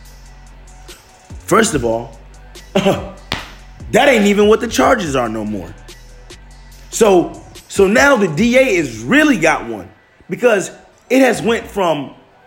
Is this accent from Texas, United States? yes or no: no; Detroit, Michigan, United States; moved away as an adult; now in California, United States; I'm from Detroit